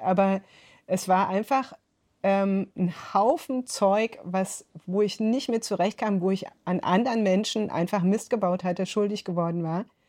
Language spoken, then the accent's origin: German; rural Bavaria, Germany; also born or lived in North Rhine-Westphalia; Also ich bin in Nordrhein-Westfalen geboren, äh, dann ist meine Mutter, die eben aus Bayern kam, mit uns nach der Scheidung zurück, also nach der Trennung, zurück mhm. nach Bayern aufs Land